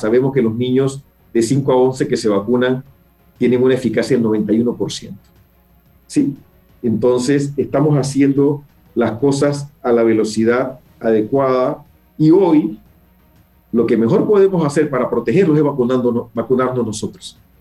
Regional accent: Panama; como panameños

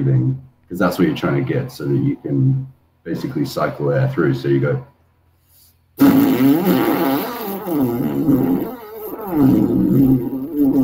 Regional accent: London, United Kingdom; moved away as an adult; also born or lived in Australia; I was born in London. I moved to Australia when I was 18, and then I was out there for 8 years.

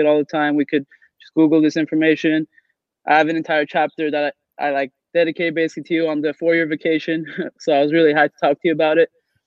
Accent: Los Angeles, California, United States; I'm from Los Angeles.

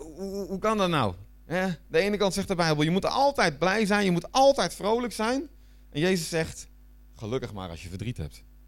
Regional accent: Netherlands; moved away as an adult; also born or lived in Flanders, Belgium; now in Belgium; ik blijf Hollander nog.

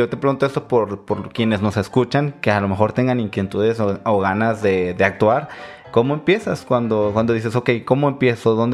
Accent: Agua Prieta, Sonora, Mexico; yo crecí en el norte, yo, yo, crecí en Agua Prieta, nací en Los Noches y crecí en Agua Prieta

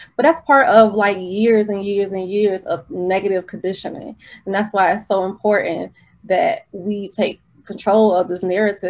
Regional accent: Norfolk, Virginia, United States; I grew up in Norfolk.

